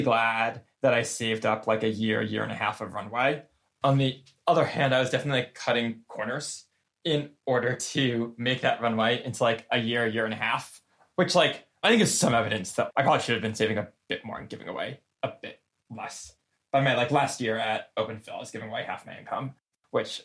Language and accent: English; United States; I'm like really privileged and lucky as like an American